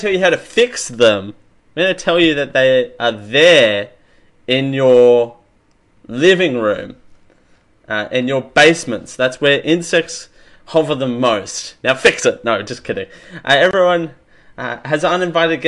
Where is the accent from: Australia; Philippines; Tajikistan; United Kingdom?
Australia; I am Australian